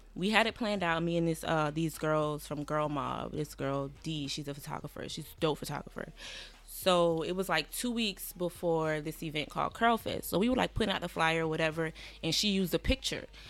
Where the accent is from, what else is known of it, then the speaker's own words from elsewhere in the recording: Savannah, Georgia, United States; moved away as an adult; also born or lived in Atlanta, Georgia; now in New York, United States; I'm from Savannah, Georgia.